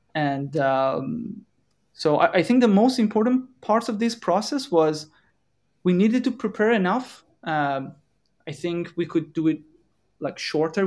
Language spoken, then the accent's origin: English; Iran; moved away as an adult; now in Europe; we are coming from Iran, we are in Europe